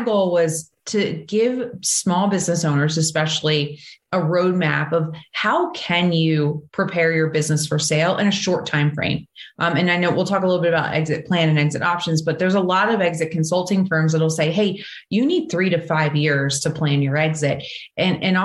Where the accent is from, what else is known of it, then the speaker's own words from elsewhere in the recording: New Jersey, United States; I'm originally from New Jersey